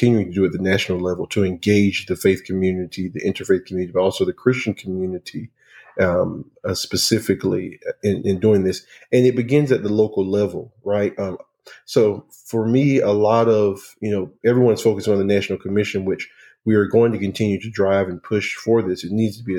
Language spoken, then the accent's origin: English; North Carolina, United States; growing up in North Carolina